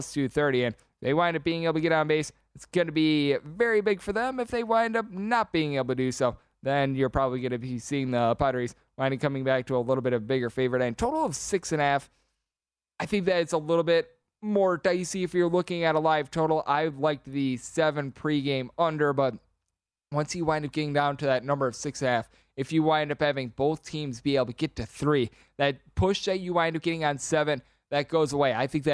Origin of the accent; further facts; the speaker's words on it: Wisconsin, United States; I grew up in Wisconsin